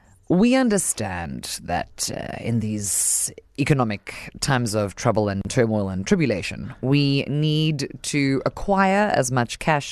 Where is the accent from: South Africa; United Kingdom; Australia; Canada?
South Africa; Johannesburg, Gauteng; I was like, no comms, I'm just from Joburg.